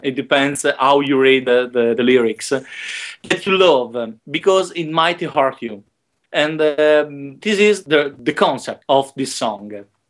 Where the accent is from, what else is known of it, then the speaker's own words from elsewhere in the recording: Modena, Emilia-Romagna, Italy; also born or lived in Rome; my hometown in Modena, in the north of Italy